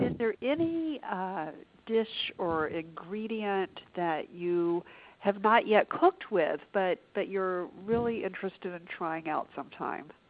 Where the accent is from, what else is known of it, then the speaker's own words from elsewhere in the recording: the South, United States; I grew up in the South